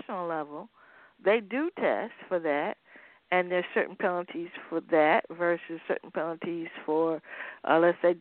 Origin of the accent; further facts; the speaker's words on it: Sussex County, Virginia, United States; I am from the county right across from Surrey. I'm from Sussex.